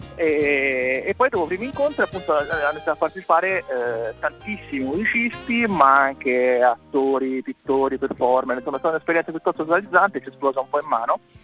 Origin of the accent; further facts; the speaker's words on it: province of Siena, Tuscany, Italy; moved away as an adult; now in Bologna, Italy; io sono toscano, anche se vivo a Bologna da ormai tanti anni, tanti, una decina d'anni, e ho avuto la, come dire, fortuna di nascere in provincia di Siena.